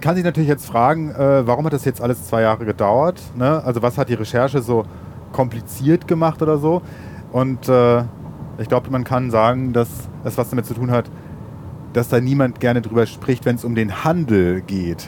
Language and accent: German; Ruhr area, North Rhine-Westphalia, Germany; den schönen Ruhrpott, wo ich herkomme